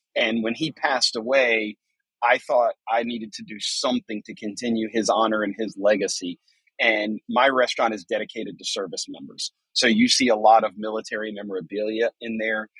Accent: New Bern, North Carolina, United States; my hometown of New Bern, North Carolina

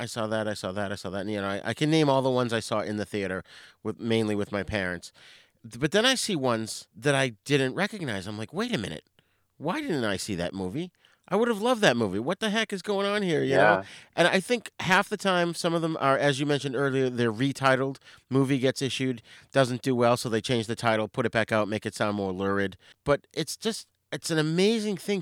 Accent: north of Boston, Massachusetts, United States; I grew up in the Boston area, so just north of Boston

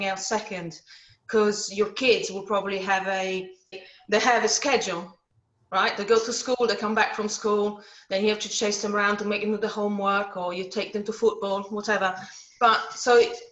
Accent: Italy; moved away; I come from Italy, so my parents and my grandparents used to make wine. So I grew up in jumping on grapes

